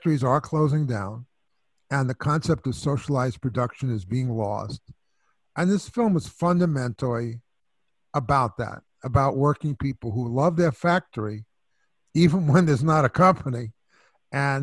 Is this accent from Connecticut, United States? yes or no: no; New York City, New York, United States; I'm from New York, too. So I'm from Brooklyn and Flatbush.